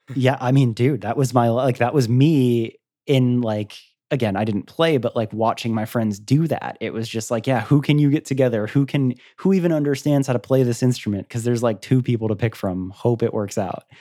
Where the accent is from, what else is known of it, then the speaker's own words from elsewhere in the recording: Florida, United States; I'm from Florida.